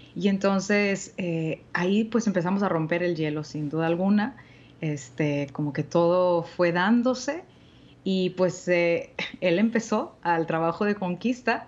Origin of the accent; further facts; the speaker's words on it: Monterrey, Nuevo León, Mexico; aquí en Monterrey, en mi tierra natal